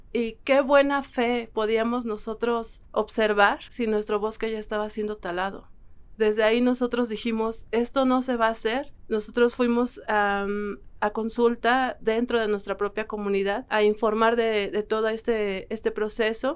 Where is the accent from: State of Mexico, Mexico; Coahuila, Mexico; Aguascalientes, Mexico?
State of Mexico, Mexico; San Francisco Magú; del pueblo indígena Otomí de San Francisco Magú.